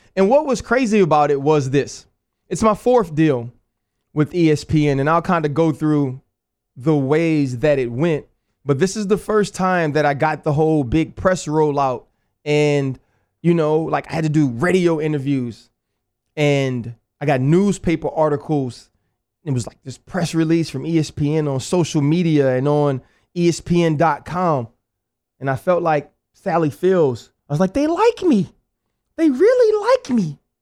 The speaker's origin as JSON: {"language": "English", "town": "New Orleans", "region": "Louisiana", "country": "United States", "tie": "born or raised there", "said": "Born and raised there."}